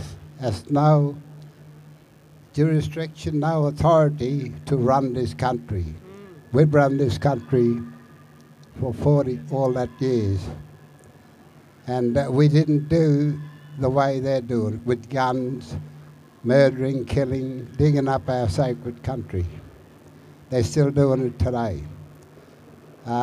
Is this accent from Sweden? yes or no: no; Arabunna country, Lake Eyre, South Australia, Australia; from the Arabunna Lake here